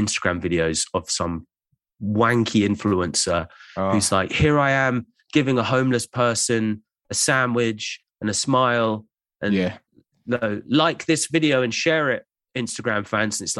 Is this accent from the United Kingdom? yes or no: yes; England, United Kingdom; As an Englishman